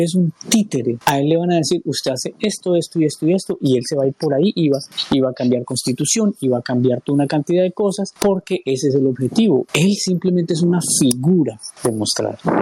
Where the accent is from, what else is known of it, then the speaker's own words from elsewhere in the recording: Colombia; nosotros como colombianos